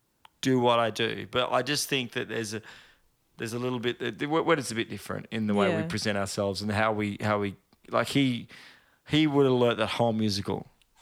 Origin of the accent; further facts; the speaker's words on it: Sydney, New South Wales, Australia; born there; also born or lived in Bourke / Oakey; I was born in Sydney. And then we moved to Bourke to pursue teaching the world Jesus, basically.